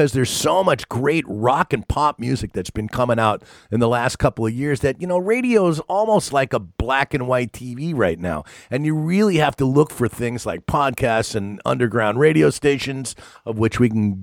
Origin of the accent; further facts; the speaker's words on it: East Coast, United States; when I was growing up on the East Coast